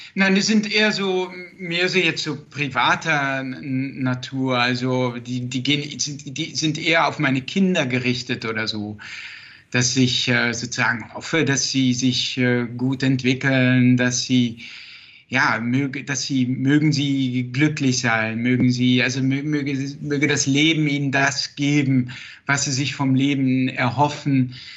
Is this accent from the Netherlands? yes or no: yes; Netherlands; born or raised there; first language Dutch; German is a second language; moved away